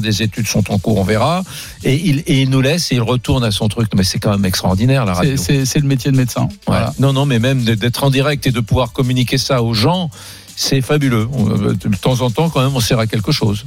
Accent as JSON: {"language": "French", "town": "Nantes", "region": "Pays de la Loire", "country": "France", "tie": "born or raised there", "said": "j'ai grandi à Nantes"}